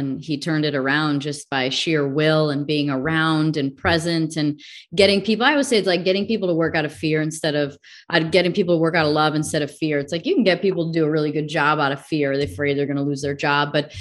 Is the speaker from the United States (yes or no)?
yes; the Midwest, Illinois, United States; I grew up in the Midwest, so we also had our choice of who we thought the worst fans were, living in Illinois.